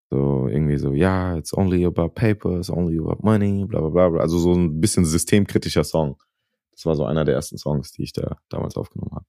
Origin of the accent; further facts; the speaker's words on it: Wiesbaden, Hesse, Germany; moved away as an adult; now in Los Angeles, United States; ich bin im Westend von Wiesbaden groß geworden